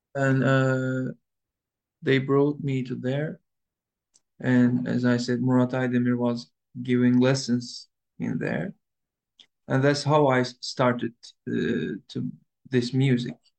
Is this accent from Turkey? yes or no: yes; Istanbul, Turkey; English is a second language; I was born in 2000 in Istanbul, Üsküdar